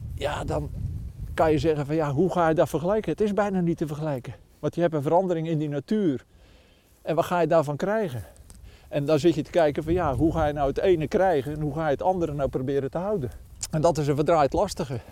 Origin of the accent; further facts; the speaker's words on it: Goudswaard, South Holland, Netherlands; woonachtig, eigenlijk geboren en getogen in Goudswaard